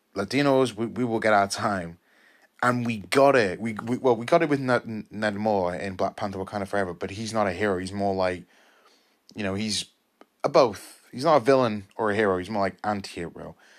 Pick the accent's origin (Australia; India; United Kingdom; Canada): United Kingdom; I'm Mexican British, well, British Mexican, 'cause I was born here.